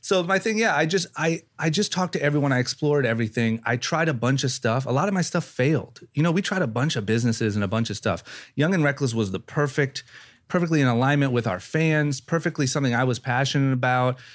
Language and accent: English; Akron, Ohio, United States; moved away as an adult; also born or lived in Los Angeles; I grew up in Ohio